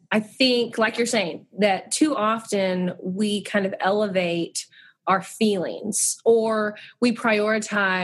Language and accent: English; Abilene, Texas, United States; moved away as an adult; also born or lived in Cairo, Egypt; now in Sugar Land, United States; I grew up in Abilene, Texas, a little bit further west